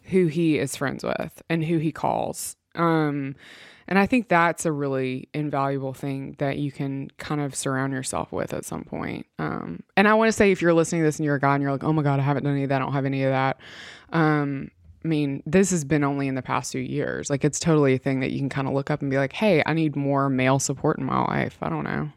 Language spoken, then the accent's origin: English; Mississippi, United States; I am from Mississippi and come from country folk